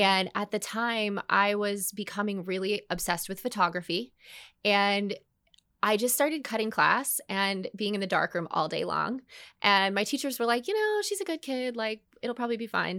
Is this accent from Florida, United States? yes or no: yes; Orlando, Florida, United States; also born or lived in Dallas; I'd moved back to Orlando. I followed a man here, didn't end up marrying him, but b, all the same, I followed a man here, come back to my hometown